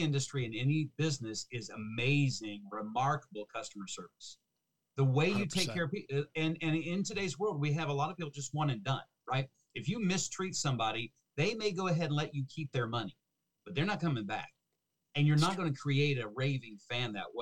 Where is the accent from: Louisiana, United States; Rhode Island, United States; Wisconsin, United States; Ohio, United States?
Ohio, United States; Cincinnati; also born or lived in Fort Worth, Texas / Seattle, Washington; I grew up in Cincinnati, Ohio